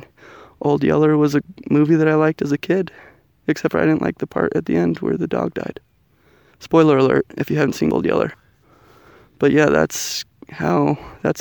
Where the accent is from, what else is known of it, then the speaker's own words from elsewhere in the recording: Canada; now in United States; I am a Canadian living in the United States of America